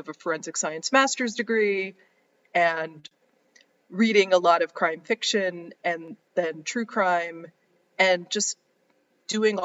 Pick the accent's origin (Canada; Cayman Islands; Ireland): Canada; Ottawa, Ontario; now in New York City, United States; I grew up and I was born and raised in Ottawa